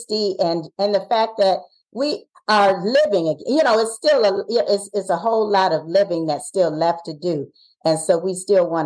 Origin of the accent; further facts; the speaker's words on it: Ohio, United States; We're from Ohio.